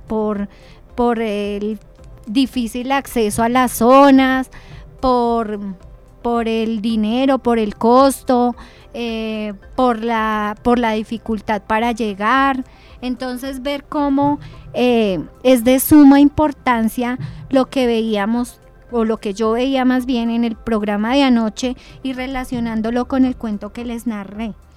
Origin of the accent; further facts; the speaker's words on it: Sopó, Cundinamarca, Colombia; como soposeños